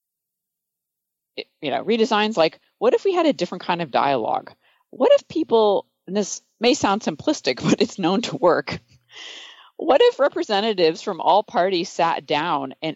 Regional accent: Michigan, United States; I grew up in Michigan

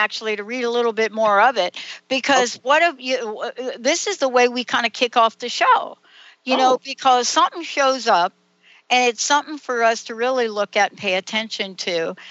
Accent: the South, United States; accent: Southern; see, I told you it would not take me long to get my Southern accent going on here. You know, because my family, my stepmom, you know, half my family, they're all in the South now.

